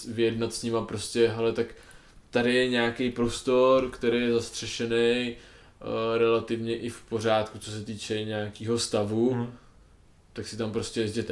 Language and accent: Czech; Bohemia, Czechia; u nás v Čechách